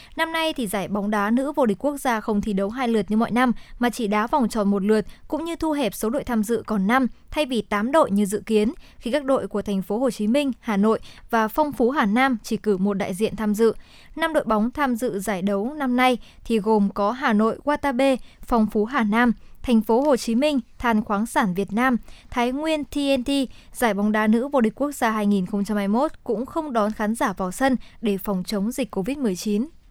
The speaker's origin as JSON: {"language": "Vietnamese", "region": "Hòa Bình", "country": "Vietnam", "tie": "born or raised there", "said": "quê hương của mình"}